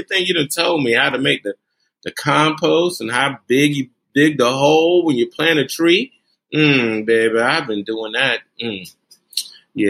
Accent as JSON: {"language": "English", "town": "Brunswick", "region": "Georgia", "country": "United States", "tie": "born or raised there", "also_born_or_lived": "Bridgeport, Connecticut", "said": "I was born in Bridgeport, Connecticut, but I was raised here in Brunswick, Georgia"}